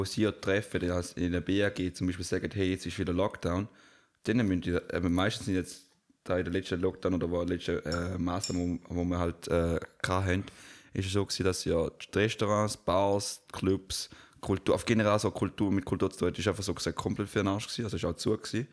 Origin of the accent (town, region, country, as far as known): Switzerland